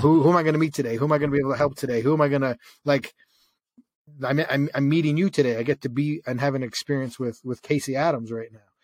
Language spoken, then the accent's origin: English; Canada; I grew up in Canada and it's freezing cold.